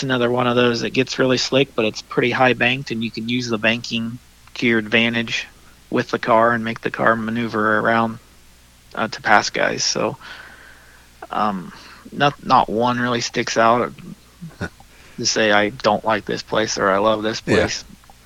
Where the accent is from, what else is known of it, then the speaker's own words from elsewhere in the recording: Indiana, United States; it's my home state